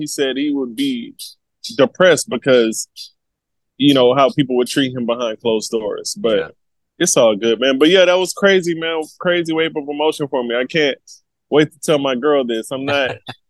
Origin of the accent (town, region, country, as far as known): United States